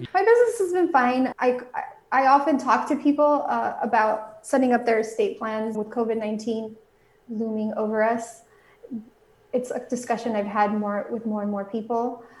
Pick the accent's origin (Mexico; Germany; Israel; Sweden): Mexico; now in United States; I was raised both in Mexico and here in the United States, so I speak Spanish